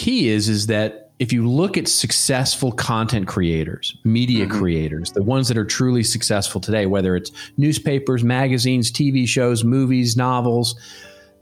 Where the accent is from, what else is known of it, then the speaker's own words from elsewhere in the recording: Dallas, Texas, United States; now in Southern California, United States; my hometown of Dallas, Texas.